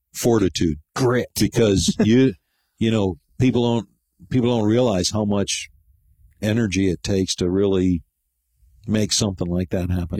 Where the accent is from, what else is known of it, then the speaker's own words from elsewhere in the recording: Grayling, Michigan, United States; moved away as an adult; also born or lived in Flint, Michigan; now in Gainesville, United States; being a native of Michigan, that's where I grew up. I was born in Flint and moved to Grayling in 1967